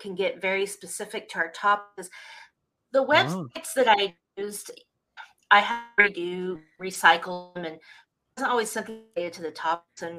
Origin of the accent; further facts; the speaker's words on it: Oklahoma, United States; now in Texas, United States; I'm from Oklahoma